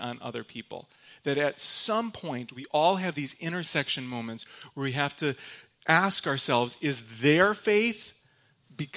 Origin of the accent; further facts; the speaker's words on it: Michigan, United States; accent: Michigander; now in Grand Rapids, United States; I'm from Michigan. In case anybody was wondering, that's where I'm actually from. I have a very thick Michigander accent